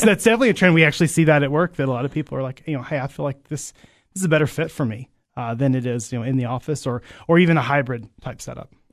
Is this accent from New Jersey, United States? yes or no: no; Barren County, Kentucky, United States; moved away as an adult; now in Cookeville, United States; I grew up on a farm in, uh, Barron County, Kentucky